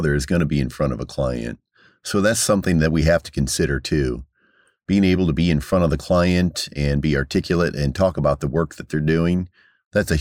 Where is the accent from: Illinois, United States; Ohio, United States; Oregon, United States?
Illinois, United States; Peoria; I'm from Peoria. I grew up on the East Bluff